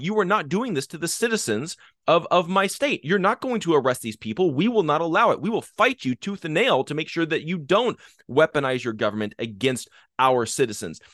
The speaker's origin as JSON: {"language": "English", "country": "United States", "said": "we as the American people"}